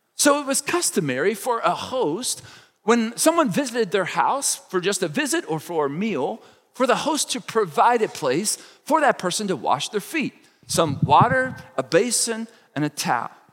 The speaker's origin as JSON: {"language": "English", "region": "Kentucky", "country": "United States", "tie": "born or raised there", "moved": "as an adult", "lives_now": "Indiana, United States", "said": "I grew up in Kentucky. I've lived most of my adult life here in Indiana"}